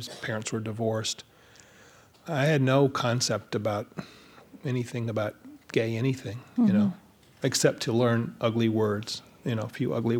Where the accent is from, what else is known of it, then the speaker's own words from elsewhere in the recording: the South, United States; I was born in 1955, you know, so the big thing for me was the civil rights movement, you know, growing up in the South.